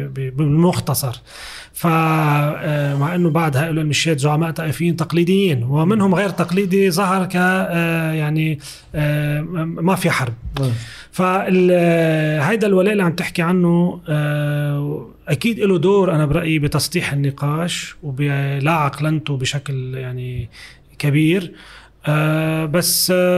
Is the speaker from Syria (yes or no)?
no; Lebanon; سوريا اللي هي بتحدنا من الشمال ومن الغرب